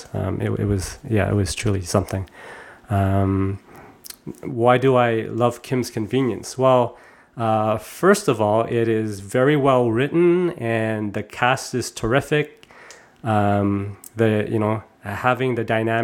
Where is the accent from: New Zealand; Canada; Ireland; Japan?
Canada; Toronto, Ontario; my generation growing up in Canada